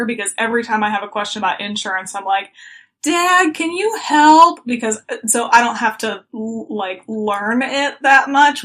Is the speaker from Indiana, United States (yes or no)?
yes; Muncie, Indiana, United States; also born or lived in Missouri; Yeah, so I actually was born and raised in Muncie, Indiana.